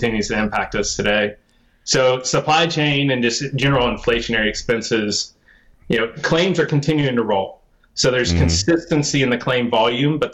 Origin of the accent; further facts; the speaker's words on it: Texas, United States; I'm a Texan